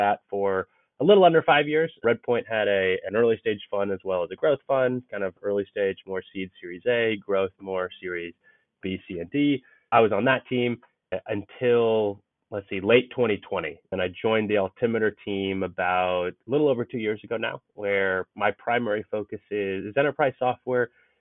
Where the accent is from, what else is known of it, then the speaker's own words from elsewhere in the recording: Bay Area, Silicon Valley, California, United States; I grew up in the Bay Area, grew up in Silicon Valley